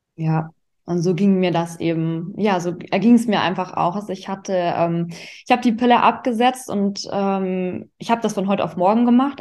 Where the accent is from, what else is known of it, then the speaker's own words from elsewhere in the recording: Augsburg, Bavaria, Germany; now in Düsseldorf, Germany; komme gebürtig aus Augsburg, das ist in Bayern und lebe aktuell in Düsseldorf